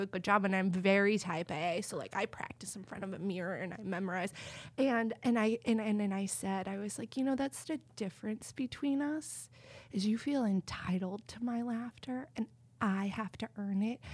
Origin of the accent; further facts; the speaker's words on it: Texas, United States; I grew up in Texas